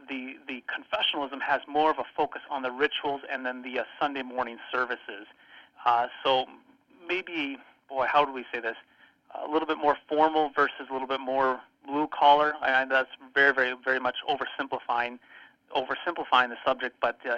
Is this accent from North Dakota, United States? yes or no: yes; Bottineau, North Dakota, United States; I grew up actually in North Dakota. I grew up about 10 miles from Canada, up in a tiny town called Botno. And it's right in the middle of the state.